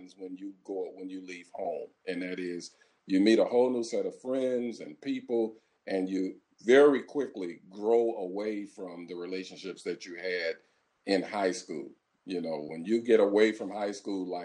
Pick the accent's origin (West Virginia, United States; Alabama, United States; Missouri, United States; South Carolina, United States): Missouri, United States; St. Louis; I'm from St. Louis, Missouri, right from the middle of the United States